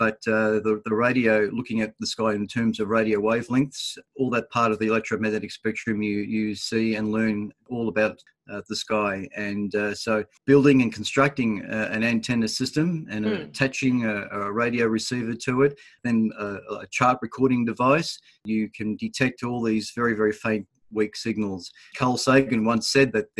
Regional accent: Dandenong, Victoria, Australia; where I was born in Dandenong here

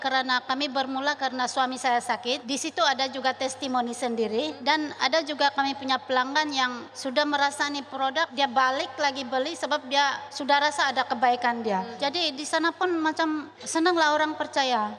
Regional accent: Kudat, Sabah, Malaysia; saya dari Kudat

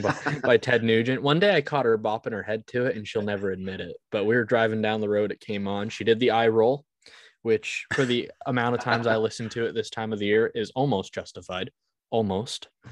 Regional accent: Vermont, United States; I was born in Vermont.

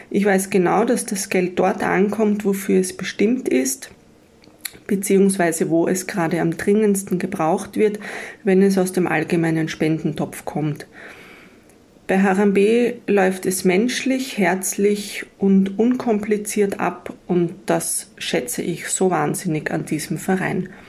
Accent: Austria; ich komme aus Österreich.

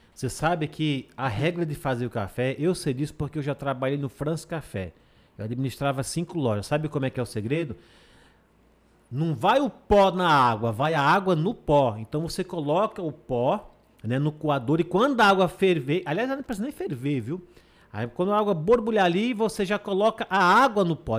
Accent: Água Branca, Alagoas, Brazil; sou de Água Branca mesmo

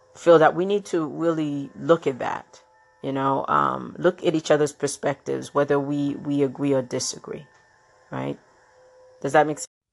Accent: New York City, New York, United States; the Brooklynite, Brooklynite in me growing up in Brooklyn, New York

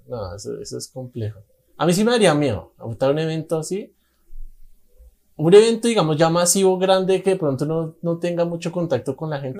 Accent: Bogotá, Colombia; yo soy de Bogotá

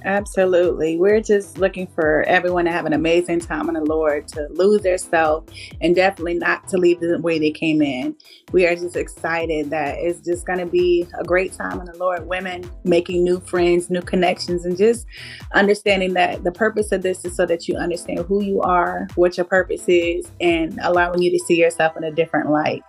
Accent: Norfolk, Virginia, United States; I am from Norfolk, Virginia

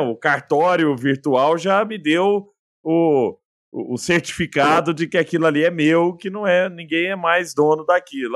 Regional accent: Araguari, Minas Gerais, Brazil; lá em Araguari, na minha terra natal

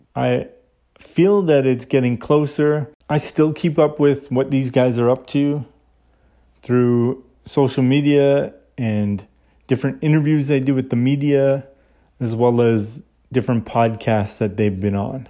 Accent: Saskatchewan, Canada; my hometown in Saskatchewan

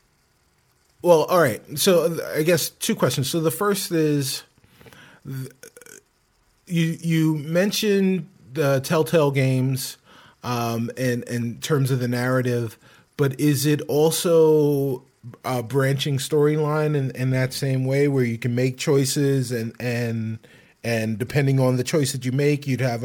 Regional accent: New York City, New York, United States; In the South Bronx

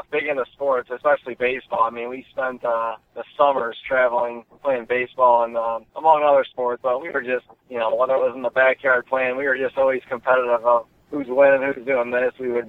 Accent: Cleveland, Ohio, United States; Yeah, we're actually from Ohio. We grew up hunting up in New York, but originally from Cleveland, Ohio.

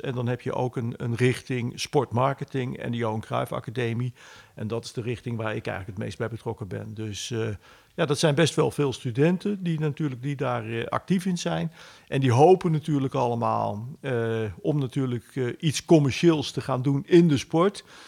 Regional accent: Netherlands; wij als Nederlanders

